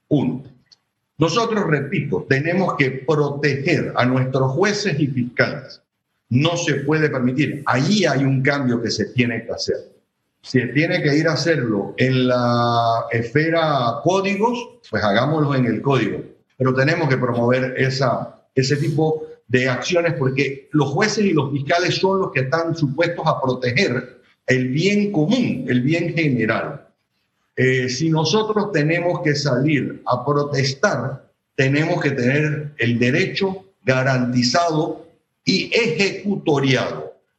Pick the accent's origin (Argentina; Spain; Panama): Panama; soy panameño